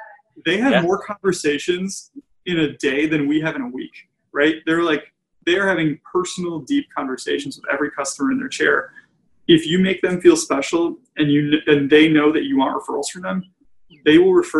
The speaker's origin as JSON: {"language": "English", "town": "Plymouth", "country": "United States", "tie": "born or raised there", "said": "Yeah. I mean, growing up in Plymouth, my parents' realtor, who I've never met, but I talk about her in every presentation I do."}